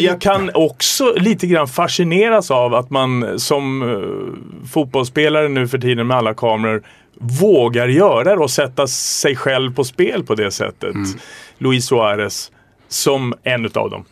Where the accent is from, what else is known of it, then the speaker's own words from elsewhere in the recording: Stockholm, Stockholm County, Sweden; also born or lived in Vimmerby / Västervik; där är jag uppväxt, det har präglat mig